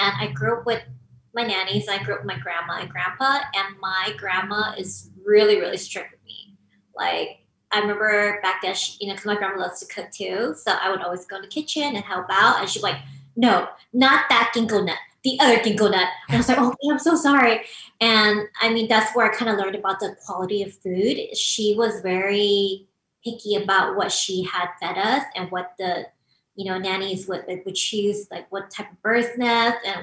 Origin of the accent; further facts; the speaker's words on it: Los Angeles, California, United States; I'm actually born and raised here